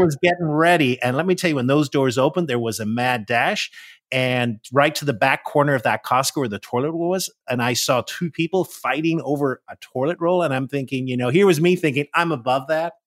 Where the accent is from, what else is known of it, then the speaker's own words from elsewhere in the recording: Northern Ireland, United Kingdom; moved away as an adult; now in Washington, D.C., United States; I am originally from Northern Ireland. That's where I was born and raised. I came to the U S, uh, in my twenties